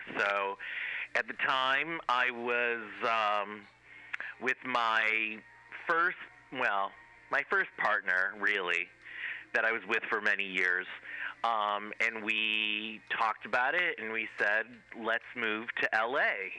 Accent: Cleveland, Ohio, United States; I went to school or to college in Ohio, where I'm originally from. I'm from Cleveland, Ohio, believe it or not, the rock and roll capital of the world

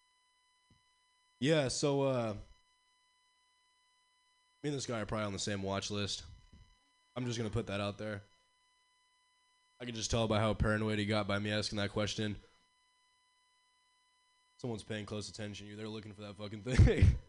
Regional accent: Pacifica, California, United States; growing up in Pacifica

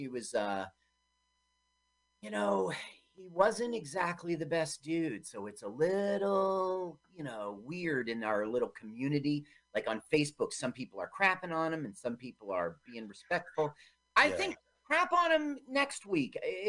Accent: Milton, Ontario, Canada; I grew up in Milton, Ontario

